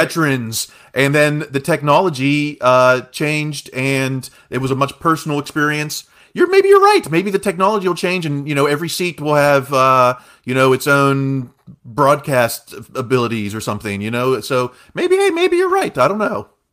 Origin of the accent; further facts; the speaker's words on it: Uniontown, Pennsylvania, United States; born and raised in Fayette County, Uniontown, Pennsylvania